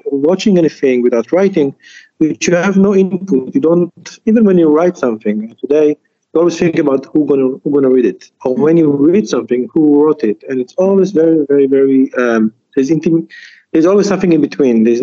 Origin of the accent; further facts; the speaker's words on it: Jerusalem, Jerusalem District, Israel; also born or lived in Djerba; now in Tunis, Tennessee, United States; I, I was born in Jerusalem, uh, sorry, in Jerba, and then I grew up in Jerusalem. A Tunisian mm-hmm. Jew